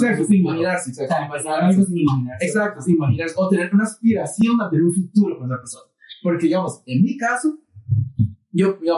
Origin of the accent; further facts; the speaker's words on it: Costa Rica; todos somos tricos ticos acá